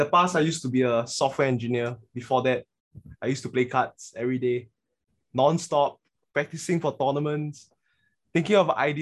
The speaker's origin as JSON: {"language": "English", "country": "Singapore", "said": "we are Singaporean males"}